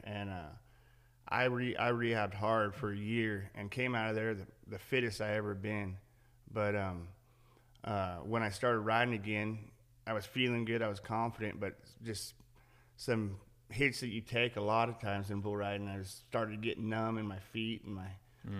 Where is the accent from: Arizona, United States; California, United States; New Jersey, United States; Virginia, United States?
California, United States; Central Coast of; I grew up on the Central Coast of California